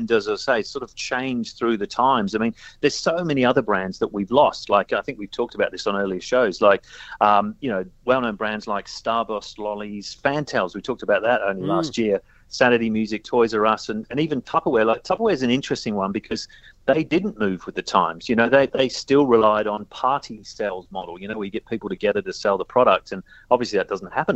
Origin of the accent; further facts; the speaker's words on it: Australia; growing up in Australia